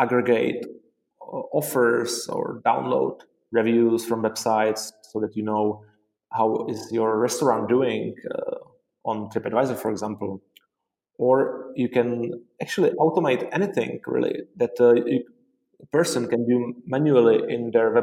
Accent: Prague, Czechia; also born or lived in Dublin, Ireland; I am from Prague, the Czech Republic, and I studied computer science and software engineering here in Prague

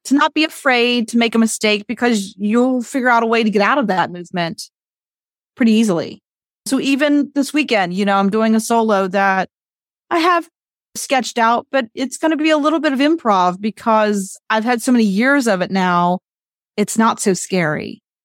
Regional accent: West Virginia, United States; I did it for West Virginia. I was, like, the representative to organize some things throughout the state of West Virginia. So I organized, I called the city council in my hometown

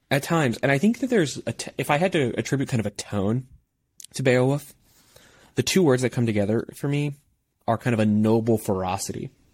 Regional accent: Midwest, United States; I am from the Midwest

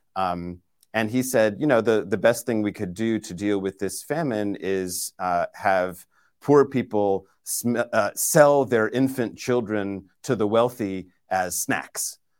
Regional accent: Boston, Massachusetts, United States; moved away; my hometown of Boston

